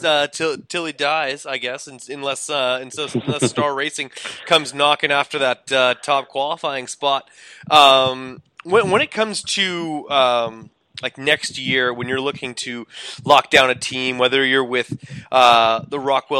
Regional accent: Winnipeg, Manitoba, Canada; I'm from Winnipeg.

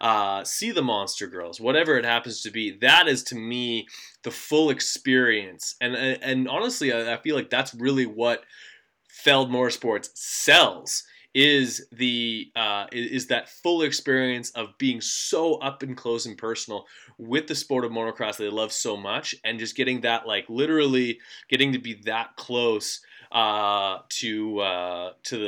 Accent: Canada; as a Canadian

